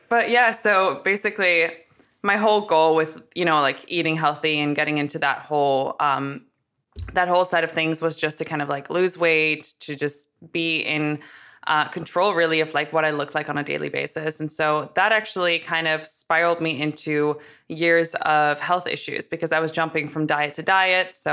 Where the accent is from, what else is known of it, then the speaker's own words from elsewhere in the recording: Amsterdam, North Holland, Netherlands; Yeah, so I'm originally from from Amsterdam, so I get a lot of the oh you don't have an accent, but I like to kind of go with it at first because now you'll pick up on it.